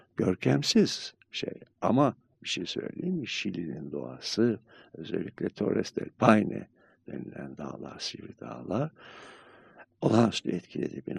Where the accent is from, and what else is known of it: Turkey